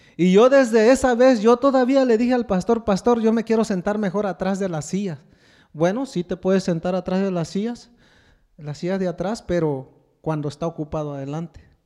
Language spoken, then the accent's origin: Spanish; Mexico; now in United States